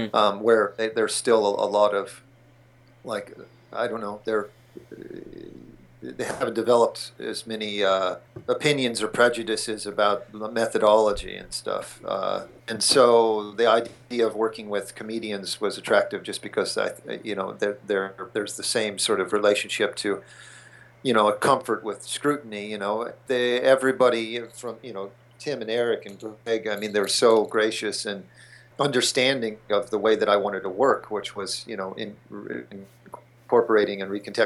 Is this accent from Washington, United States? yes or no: no; King of Prussia, Pennsylvania, United States; moved away as an adult; also born or lived in New York; I grew up outside of Philadelphia, yeah, near King of Prussia Mall